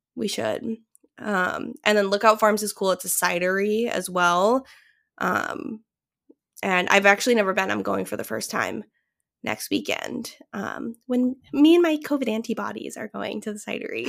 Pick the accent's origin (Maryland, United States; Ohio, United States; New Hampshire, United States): New Hampshire, United States; Londonderry; moved away; my hometown is, um, this small town in southern New Hampshire that's, like, known for their apples.